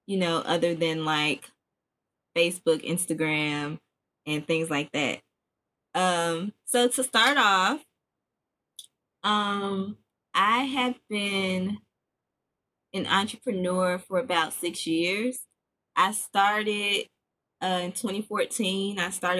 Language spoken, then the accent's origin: English; Chicago, Illinois, United States; also born or lived in Memphis; now in Nashville, United States; I am originally from Chicago by the way of Memphis, and I currently reside in Nashville. And I've been here for, woo-wee, child, like 10 years now.